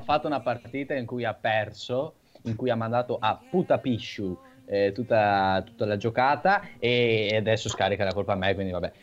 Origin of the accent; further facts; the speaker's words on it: Veneto, Italy; sono veneto totalmente tanto